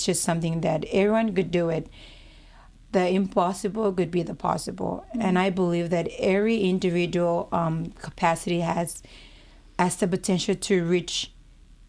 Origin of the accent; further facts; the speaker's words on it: Kiribati; moved away as an adult; now in Hawaii, United States; I'm from Kitivas. It's not a Polynesian island. It's part of Micronesians, but we prefer to be Kitivas because we're Kitivas people.